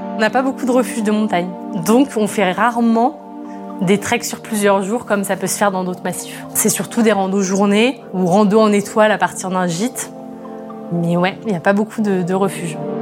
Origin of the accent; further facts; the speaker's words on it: Rennes, Brittany, France; moved away as an adult; also born or lived in Chambéry / Le Bourget-du-Lac; Je suis née à Rennes, en Bretagne, et je suis venue me perdre dans les montagnes euh, pendant mes études donc à Chambéry